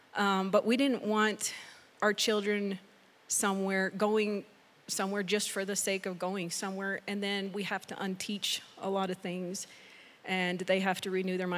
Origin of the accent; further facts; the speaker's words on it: Mexico; also born or lived in Canada / Texas; now in United States; I was born in Mexico, and then I lived in Canada for 12 years, back in Mexico for 3 years as a teenager, and then to Texas, and so Texas is so far the longest place I've lived